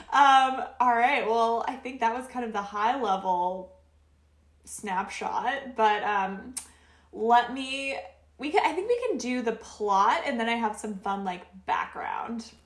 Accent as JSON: {"language": "English", "region": "Oregon", "country": "United States", "said": "We're both from Oregon"}